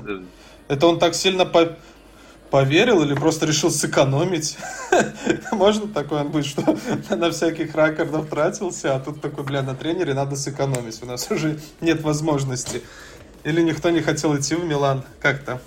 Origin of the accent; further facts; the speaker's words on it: Belarus; я ж сам из Беларуси